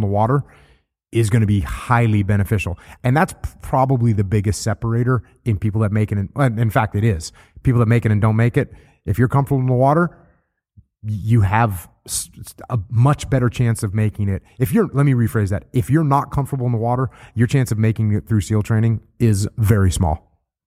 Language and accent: English; New England, United States; I grew up surfing in New England, and it's freezing cold.